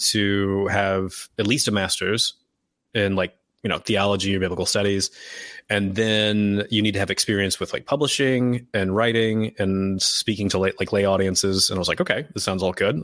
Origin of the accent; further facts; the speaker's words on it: Indiana, United States; moved away as an adult; also born or lived in Georgia / Scotland; I grew up in Indiana and then, uh, moved around a lot for school.